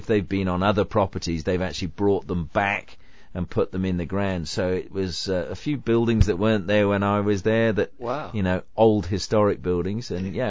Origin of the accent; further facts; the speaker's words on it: Swindon, South West England, United Kingdom; now in Australia; my hometown of Swindon, like we're a long, long way from Liverpool.